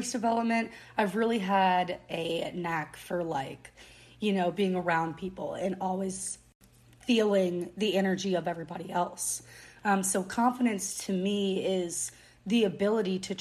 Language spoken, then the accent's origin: English; New Orleans, Louisiana, United States; I grew up in New Orleans my whole life.